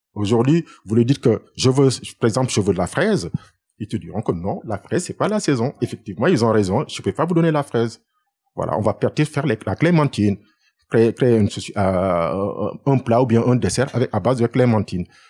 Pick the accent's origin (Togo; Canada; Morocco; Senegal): Senegal; Dakar; moved away as an adult; now in France; Je suis né à Dakar et j'ai fait mes études à Dakar.